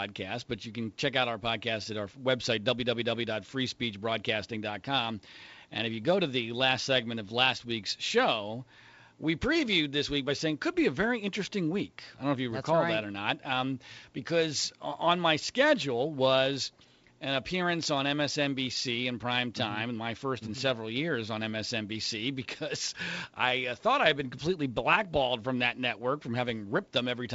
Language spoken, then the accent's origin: English; Bucks County, Pennsylvania, United States; moved away; I was going to Pennsylvania this week, where I grew up in Bucks County outside of Philadelphia